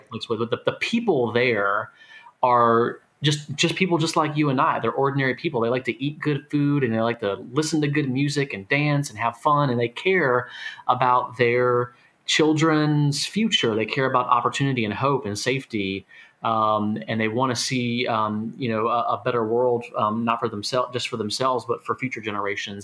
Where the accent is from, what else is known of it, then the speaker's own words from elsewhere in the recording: Florida, United States; I grew up in Florida.